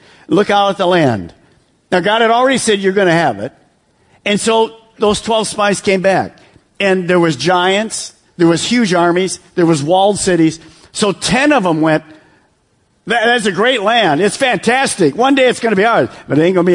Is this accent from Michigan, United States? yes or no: yes; Detroit, Michigan, United States; I'm from Detroit, so we're in suburb of Detroit